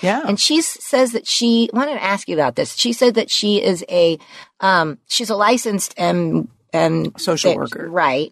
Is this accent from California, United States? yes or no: yes; Los Angeles, California, United States; I grew up in the San Fernando Valley, like him. Mm-hmm. you know, middle class in in West Hills